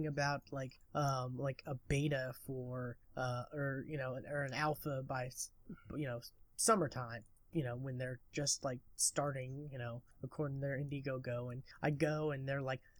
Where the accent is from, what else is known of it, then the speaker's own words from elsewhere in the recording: Lawton, Oklahoma, United States; Lawton, Oklahoma, which is my hometown that I currently reside in.